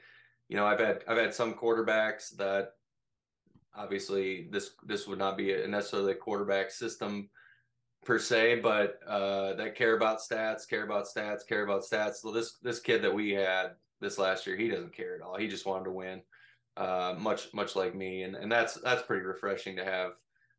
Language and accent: English; Minnesota, United States; The small town I grew up in Minnesota is actually a 9-man football town.